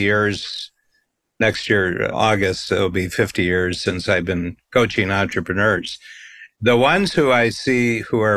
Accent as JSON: {"language": "English", "region": "Ohio", "country": "United States", "tie": "born or raised there", "said": "we were growing up in Ohio"}